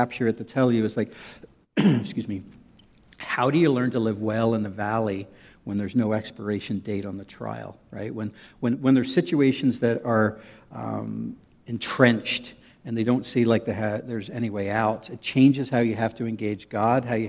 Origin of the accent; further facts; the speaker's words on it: Northern Ireland, United Kingdom; moved away as an adult; now in United States; I grew up in Northern Ireland.